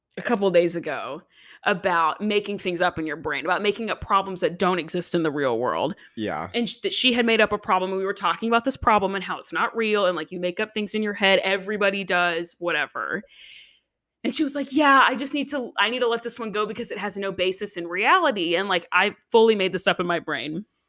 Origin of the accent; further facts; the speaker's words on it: Nashville, Tennessee, United States; I'm also from Nashville